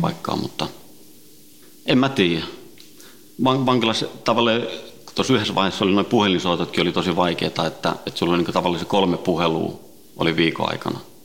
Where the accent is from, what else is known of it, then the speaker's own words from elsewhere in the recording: Helsinki, Uusimaa, Finland; also born or lived in Sweden; viisivuotiaana noin tultiin Suomeen, Itä-Helsinkiin